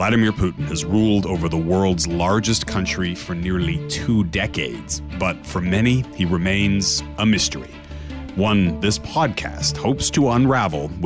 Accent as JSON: {"language": "English", "country": "Canada", "also_born_or_lived": "Europe", "moved": "as an adult", "said": "I've been working as a Canadian journalist based in Europe"}